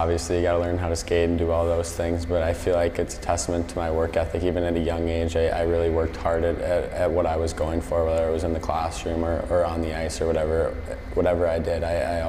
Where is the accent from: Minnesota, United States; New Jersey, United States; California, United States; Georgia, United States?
Minnesota, United States; just growing up in Minnesota, all my buddies were playing hockey